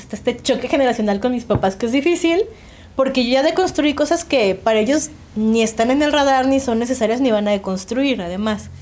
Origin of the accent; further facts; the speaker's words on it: Mexico; las que crecimos en los noventas en México